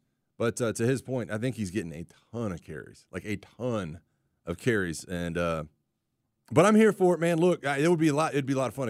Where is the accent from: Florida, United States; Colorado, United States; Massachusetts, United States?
Florida, United States; Pensacola; Emmitt Smith's from my hometown.